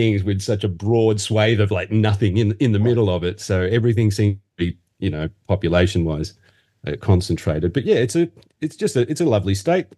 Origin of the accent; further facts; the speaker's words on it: Muswellbrook, New South Wales, Australia; also born or lived in Sydney; now in Newcastle, Australia; I'm born and raised in Australia. I was born in a little regional town called Musselbrook, which is in the western part of New South Wales